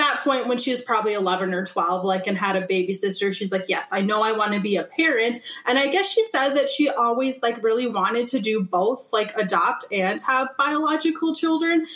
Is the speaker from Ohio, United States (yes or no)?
no; Minnesota, United States; also born or lived in Calcutta, India / Aitkin, Minnesota; I grew up on the Iron Range of Minnesota initially, so like way up north, like think of Aurora, Hoyt Lakes, Biwabik. We moved to Aiken, Minnesota when I was 10 or 11, and that's where I lived until I went off to college.